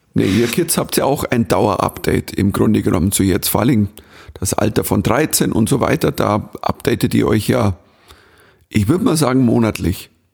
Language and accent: German; Bavaria, Germany; accent: Bavarian; ich bin Bayer